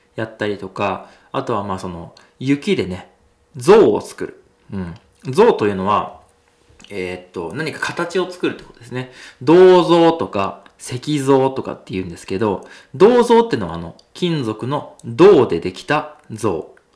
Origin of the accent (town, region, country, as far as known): hometown of sumo wrestler Mitakeumi, Nagano, Japan; born or raised there